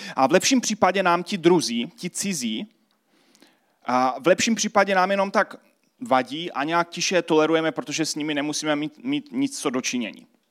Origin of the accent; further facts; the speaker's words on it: Czechia; tady pro nás v Česku